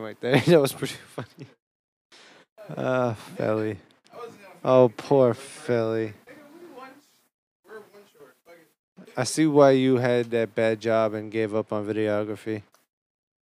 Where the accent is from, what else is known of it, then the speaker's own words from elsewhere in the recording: Boston, Massachusetts, United States; I'm from Boston